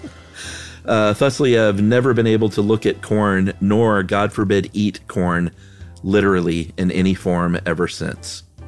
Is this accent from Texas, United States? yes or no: yes; Houston, Texas, United States; I grew up in Houston, Texas